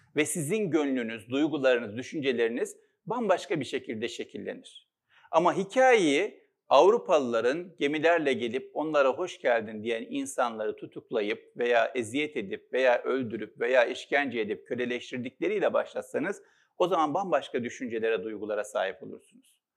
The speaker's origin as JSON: {"language": "Turkish", "region": "Istanbul", "country": "Turkey", "tie": "born or raised there", "said": "İstanbul'da doğdum, Üsküdar'da. Altı kardeşiz. İlkokulu Üsküdar'da okudum."}